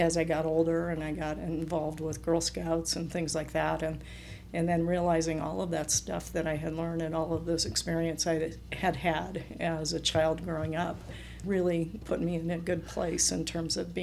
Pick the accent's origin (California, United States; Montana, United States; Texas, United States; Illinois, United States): California, United States; San Francisco Bay Area; born or raised there; moved away as an adult; also born or lived in Ecuador; now in Utah, United States